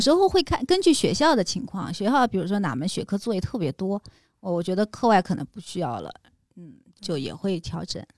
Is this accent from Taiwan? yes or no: no; Hangzhou, Zhejiang, China; now in Beijing, China; 杭州我家乡